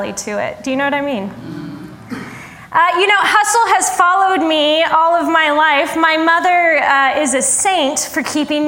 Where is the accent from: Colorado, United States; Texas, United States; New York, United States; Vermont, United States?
Colorado, United States; Denver; I am from Denver.